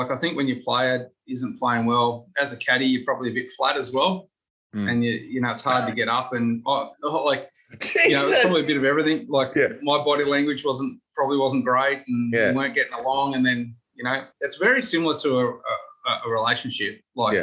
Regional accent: Australia; moved away; also born or lived in Japan; I'm Australian

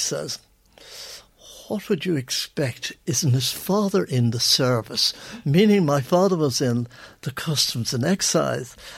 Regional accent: Ireland; I'm an Irishman

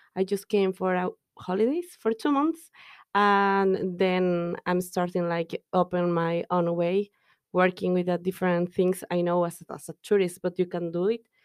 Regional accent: Mexico; English is a second language; moved away as an adult; now in Dublin, Ireland

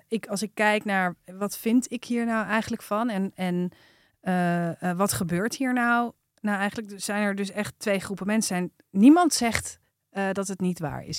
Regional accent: IJmond, North Holland, Netherlands; De Eimond, daar ben ik opgegroeid

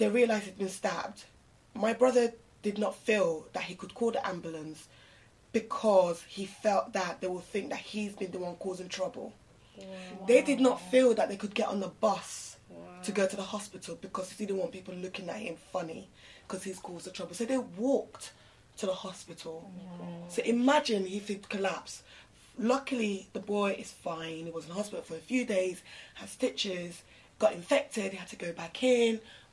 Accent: London, United Kingdom; as a Londoner, growing up in London, back in the day

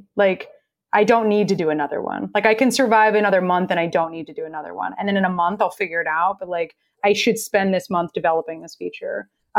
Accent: Texas, United States; moved away; also born or lived in New York; I'm from Texas.

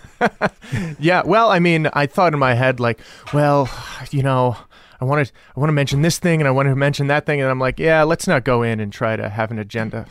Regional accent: El Paso, Texas, United States; moved away; also born or lived in San Francisco; I grew up in El Paso, Texas.

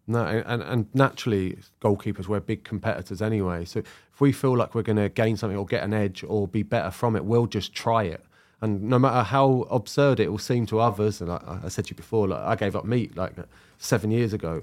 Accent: London, United Kingdom; I grew up in South London

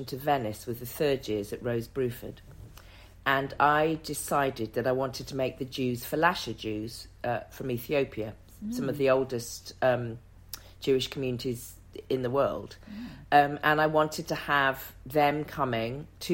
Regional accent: the Cotswolds, South West England, United Kingdom; I'm a young black girl growing up in the Cotswolds in the 70s

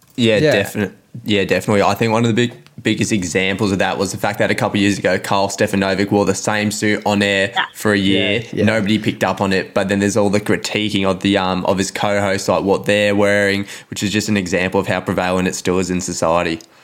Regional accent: Melbourne, Victoria, Australia; also born or lived in Mornington Peninsula; I live in the peninsula now, but I grew up in Carlton

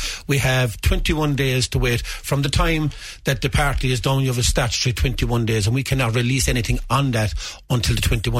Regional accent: County Limerick, Ireland; he's from County Cork, I'm from County Limerick, and I represent the views of County Limerick.

